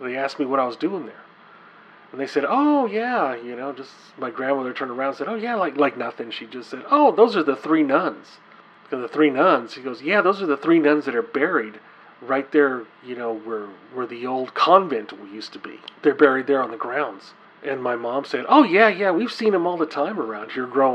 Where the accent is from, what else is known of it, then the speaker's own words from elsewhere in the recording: Texas, United States; I grew up in Texas